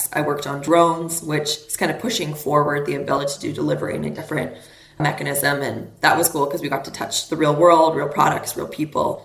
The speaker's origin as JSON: {"language": "English", "country": "Canada", "tie": "born or raised there", "said": "I grew up in Canada"}